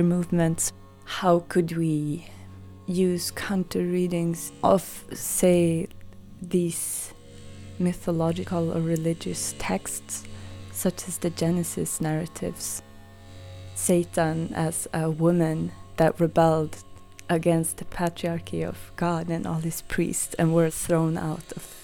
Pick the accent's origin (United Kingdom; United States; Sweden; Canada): Sweden; moved away; my hometown